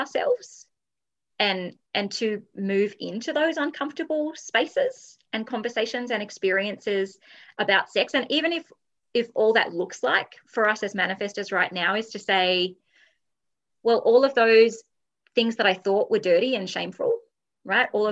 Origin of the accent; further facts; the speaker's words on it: Australia; I'm Australian, we're a good like 10 years behind here in Australia